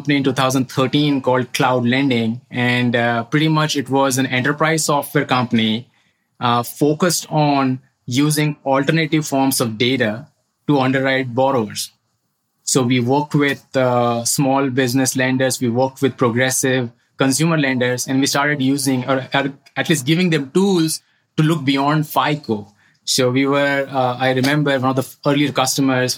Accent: central India, India; moved away as an adult; now in United States; I grew up in India, in the central part of India

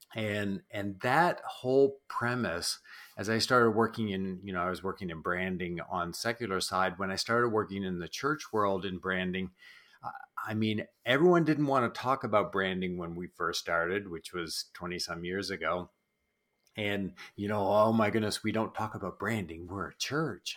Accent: New Brunswick, Canada; I grew up in East Coast Canada, in New Brunswick

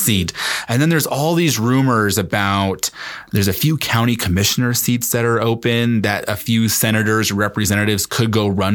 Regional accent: Denver, Colorado, United States; I grew up in Lois Court's district

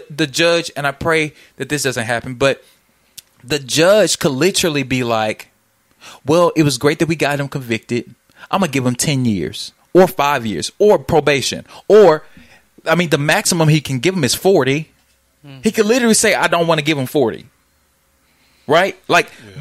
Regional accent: Jackson, Mississippi, United States; My mother has worked for the Jackson Police Department in my hometown for the last 15 years. Jackson. City of Soul.

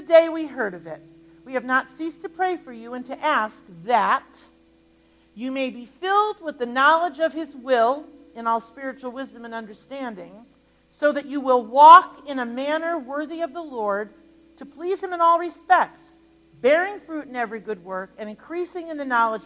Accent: Connecticut, United States; I grew up in Connecticut

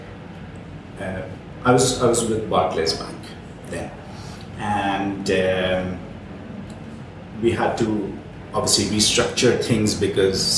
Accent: Karachi, Sindh, Pakistan; also born or lived in Ireland; now in Dubai, United Arab Emirates; the same part of the world that I'm from Karachi

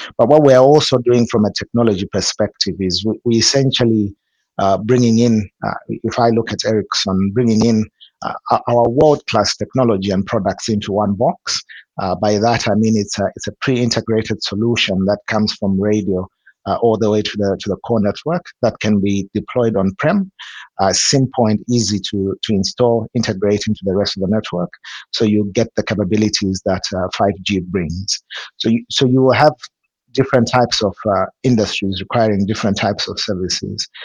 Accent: Zimbabwe; I'm from from Zimbabwe.

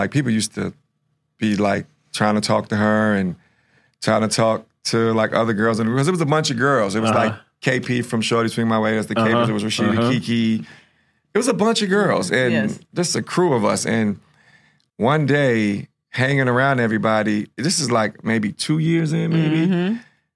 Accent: New York City, New York, United States; moved away as an adult; now in Atlanta, United States; I'm a car guy. I'm from Harlem.

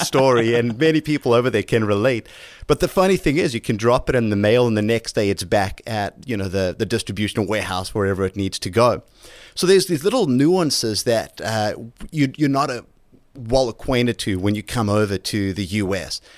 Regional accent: South Africa; moved away as an adult; now in United States; Growing up in South Africa

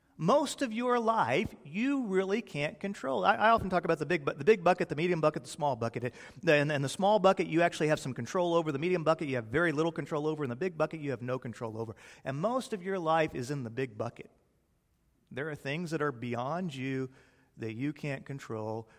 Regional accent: Texas, United States; also born or lived in Peoria, Illinois; when I was a small boy, my family realized the error of their ways and they moved to the glorious Republic of Texas.

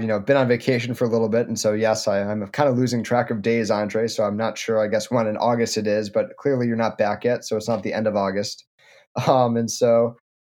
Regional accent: Michigan, United States; I'm a Michigander from Michigan

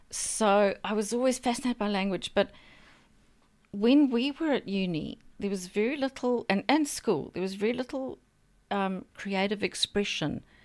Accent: Zambia; now in New Zealand; I was born in a country in sort of South Central Africa called Zambia

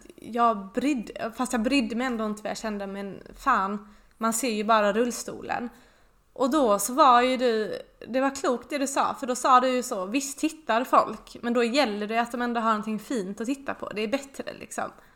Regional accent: Båstad, Skåne, Sweden; moved away; mitt barndomshem i Båstad

